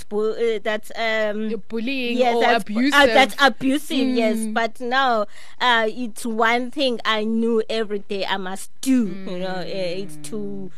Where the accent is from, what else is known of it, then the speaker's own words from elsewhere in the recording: Eastern Cape, South Africa; I grew up in the Eastern Cape.